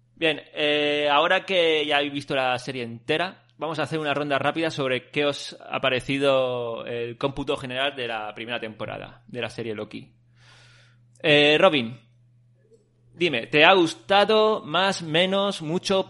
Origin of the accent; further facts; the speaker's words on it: Callosa de Segura, Valencian Community, Spain; Yo tenía un amigo en Callosa, en mi pueblo, Callosa de Segura